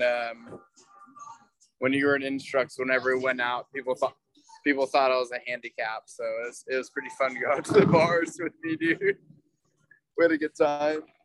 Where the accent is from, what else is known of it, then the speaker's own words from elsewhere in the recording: Chico, California, United States; I grew up in Chico.